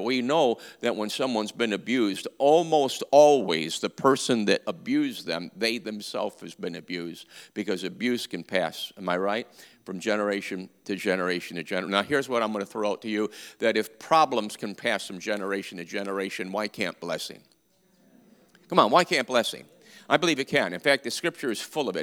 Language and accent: English; New York, United States; I was raised in New York